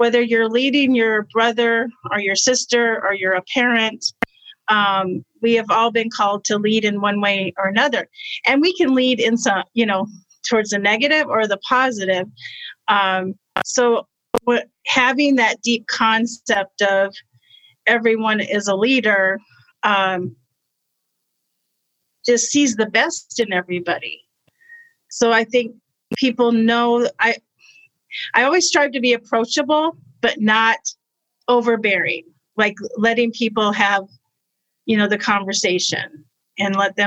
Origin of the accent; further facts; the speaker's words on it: Arizona, United States; I was raised in Arizona